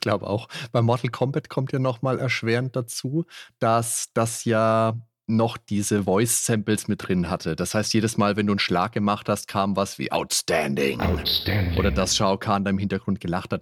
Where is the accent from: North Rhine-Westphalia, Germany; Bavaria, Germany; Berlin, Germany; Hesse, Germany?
Bavaria, Germany; Würzburg; wir haben bei uns in Würzburg einen ganz tollen Spieleladen gehabt